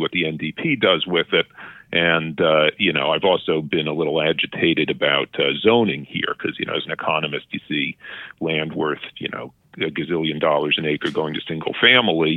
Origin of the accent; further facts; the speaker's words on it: New York, United States; moved away as an adult; also born or lived in Boston, Massachusetts / Berkeley, California; now in Vancouver, Canada; I grew up in New York